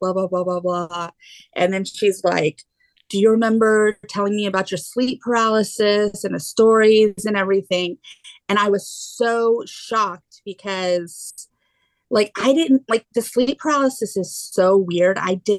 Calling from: Houston, Texas, United States; I'm in Houston, Texas.

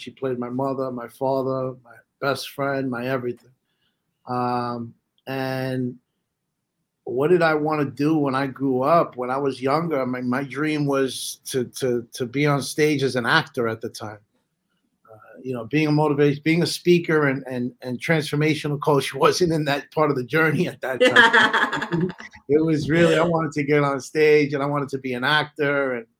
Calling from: New York, United States; I'm coming in from New York.

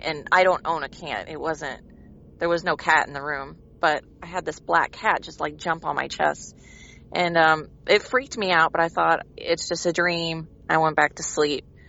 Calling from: Branson, Missouri, United States; I'm calling from Branson, Missouri.

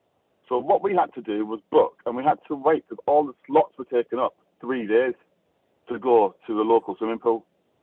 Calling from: South East England, United Kingdom; I'm calling from Berkshire.

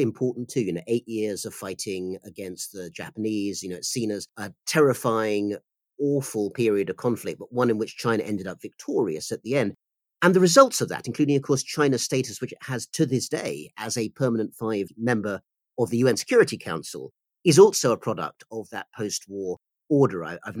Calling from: United Kingdom; I'm speaking from the United Kingdom.

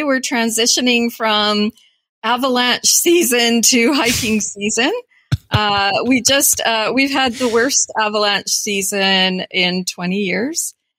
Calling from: Gibsons, British Columbia, Canada; I am calling from Gibson's, BC. It's not an island. Yeah, British Columbia.

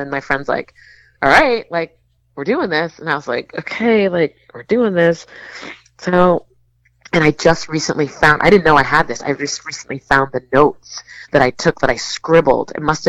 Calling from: Rhode Island, United States; I'm calling from Newport, or I'm calling from Rhode Island

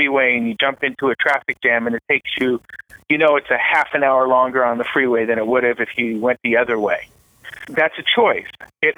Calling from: Riverside, California, United States; I'm calling from Riverside, California.

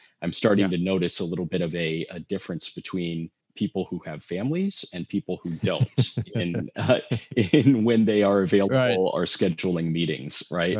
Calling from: Los Angeles, California, United States; I am calling in from sunny California, Los Angeles, California.

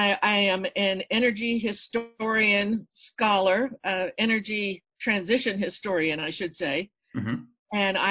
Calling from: Kansas City, Missouri, United States; I'm calling from suburban Kansas City, Missouri

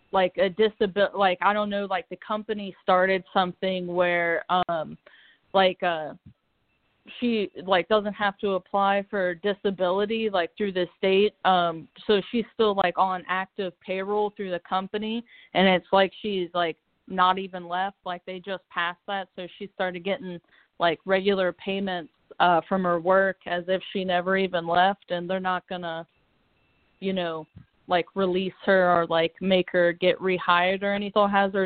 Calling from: Cincinnati, Ohio, United States; I'm calling from Cincinnati, Ohio.

